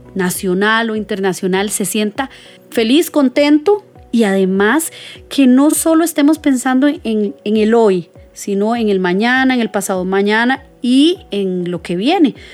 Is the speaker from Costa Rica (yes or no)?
yes; Costa Rica; como ticos